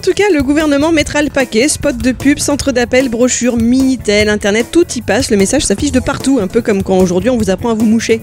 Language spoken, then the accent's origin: French; France; en tant que Française